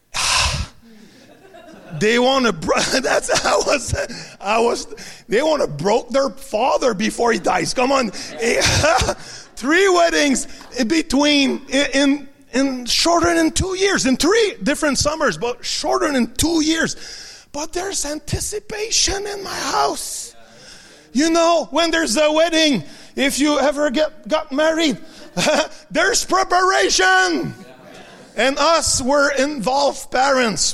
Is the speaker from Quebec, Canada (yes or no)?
yes; Quebec, Canada; first language French; English is a second language; in Quebec we don't necessarily need English.